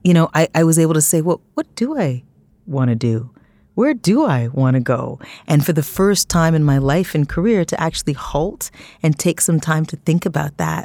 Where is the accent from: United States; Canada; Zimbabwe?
Canada; Toronto, Ontario; I grew up in Scarborough, Ontario, Canada